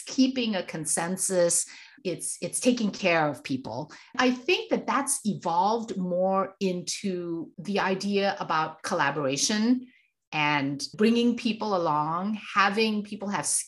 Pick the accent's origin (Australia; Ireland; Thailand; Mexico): Thailand; now in United States; I am Thai Chinese. So I grew up in Asia